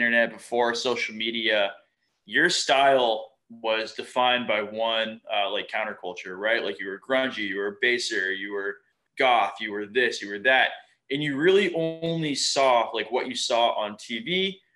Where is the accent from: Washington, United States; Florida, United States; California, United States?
Florida, United States; Fort Lauderdale; I grew up in South Florida.